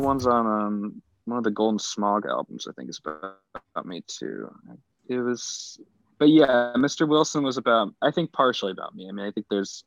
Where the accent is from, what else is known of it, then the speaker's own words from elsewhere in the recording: Spain; I grew up with in Spain